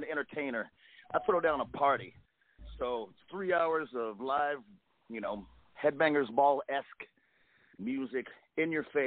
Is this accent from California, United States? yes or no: yes; California, United States; I'm from California, so I'm used to some of this hot weather.